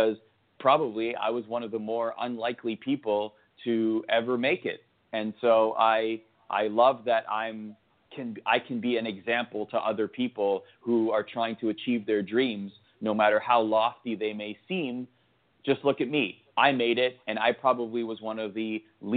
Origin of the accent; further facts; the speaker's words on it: Canada; I grew up in Canada